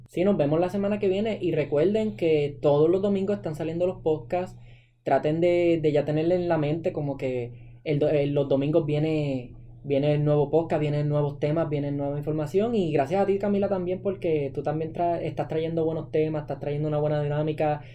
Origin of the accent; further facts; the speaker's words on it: Puerto Rico; todos como ciudadanos puertorriqueños